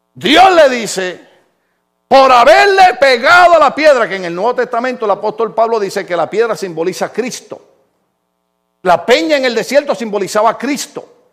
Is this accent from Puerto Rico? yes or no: yes; Puerto Rico; moved away; decimos en mi país